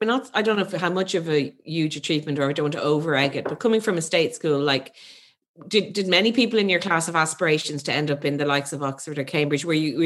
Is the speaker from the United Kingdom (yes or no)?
no; Ireland; I'm an Irish person